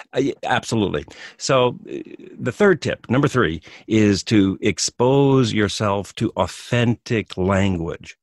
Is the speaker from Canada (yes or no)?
yes; Western Canada, Canada; moved away as an adult; now in Japan; I'm from Canada, I'm from the western part of Canada.